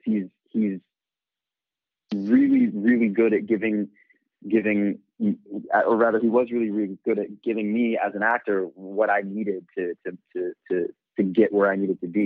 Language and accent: English; New York City, New York, United States; I'm born and raised in New York. I grew up in in Bed-Stuy in Brooklyn.